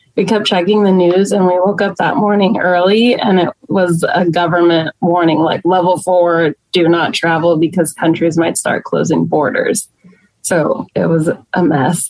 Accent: Plano, Texas, United States; I grew up in Plano

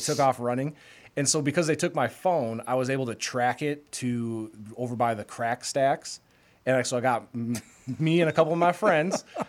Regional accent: Polk County, Wisconsin, United States; in my hometown, they built a new, Polk County, Wisconsin

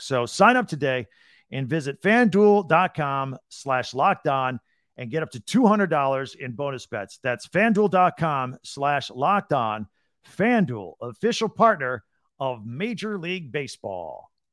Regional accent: Midwest, United States; I grew up in the Midwest.

